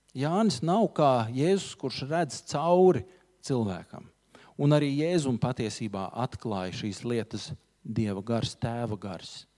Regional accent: Latvia; mēs visi esam latvieši

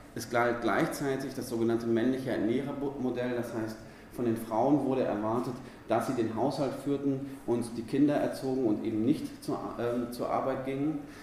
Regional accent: near Dortmund and Bochum, North Rhine-Westphalia, Germany; ich komme aus der Nähe von Dortmund und Bochum.

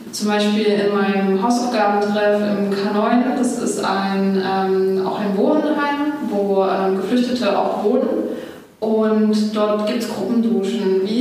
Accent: Dresden, Saxony, Germany; Ich bin in Dresden geboren und studiere jetzt auch hier.

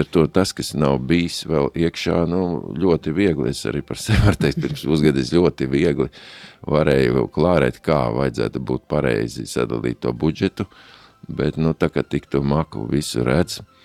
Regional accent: Ogre, Vidzeme, Latvia; moved away as an adult; also born or lived in Riga / Skrīveri / Latgale; now in Liepāja, Latvia; pēc tam visu jaunību ogrē

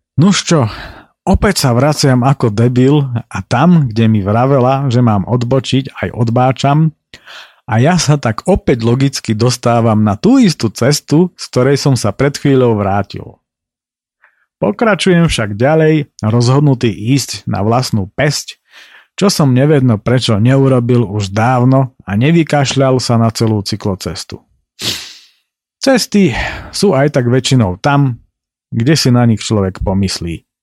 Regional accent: Slovakia; som sa narodil práve v Tatrách

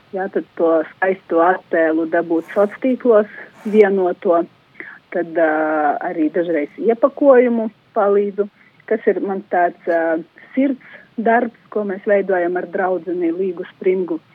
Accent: Daugavpils, Latgale, Latvia; moved away as an adult; now in Rēzekne, Latvia; es no Daugavpils nāku

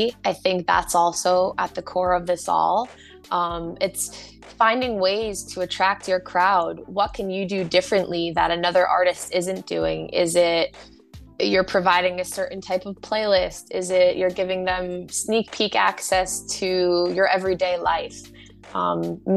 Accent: United States; as an American

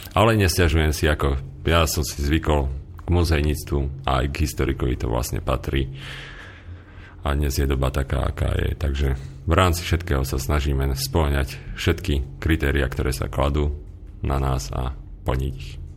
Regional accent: central Slovakia, Slovakia; ja som vyrástol vlastne na strednom Slovensku a priamo k tomuto kraju vlastne mám hlboký vzťah

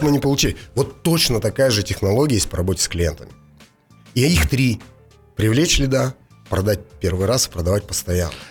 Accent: Russia; я из России же

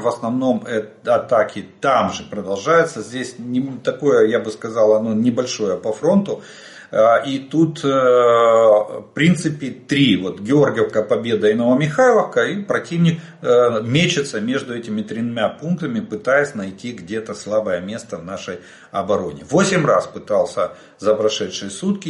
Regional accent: Ukraine; мы из Украины

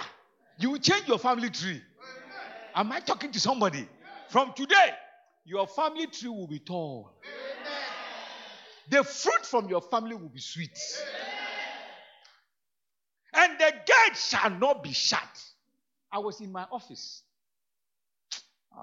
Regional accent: Ghana

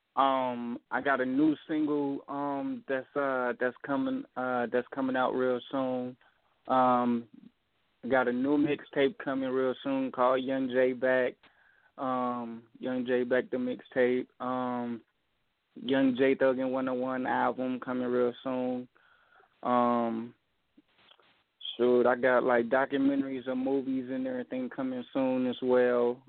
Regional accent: Dayton, Ohio, United States; I'm from Dayton, Ohio.

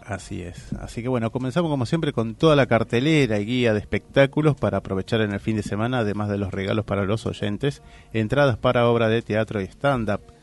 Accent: Buenos Aires, Argentina; yo soy de ahí de Villaluro

